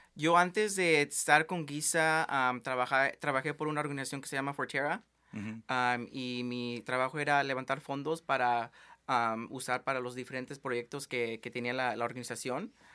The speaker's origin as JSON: {"language": "Spanish", "town": "Tri-Cities", "region": "Washington", "country": "United States", "tie": "born or raised there", "moved": "as an adult", "lives_now": "Seattle, United States", "said": "nací aquí en Tri-Cities, en el este de, Washington"}